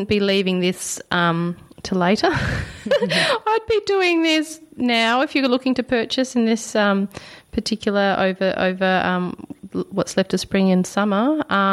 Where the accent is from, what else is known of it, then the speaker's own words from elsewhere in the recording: Perth, Western Australia, Australia; now in Victoria, Australia; Perth, Western Australia. Hey, guys, I'm from Perth.